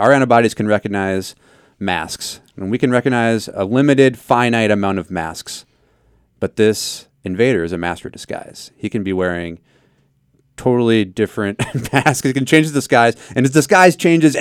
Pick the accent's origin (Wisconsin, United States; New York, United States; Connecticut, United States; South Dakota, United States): South Dakota, United States; I'm from South Dakota. There's some legit llama farms